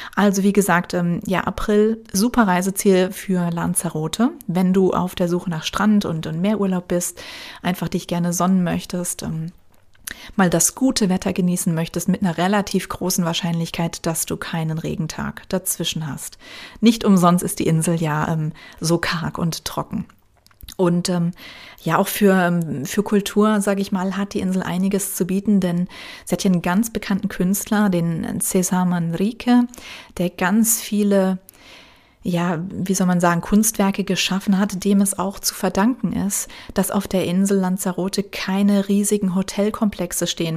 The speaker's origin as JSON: {"language": "German", "region": "Rhineland-Palatinate", "country": "Germany", "tie": "born or raised there", "moved": "yes"}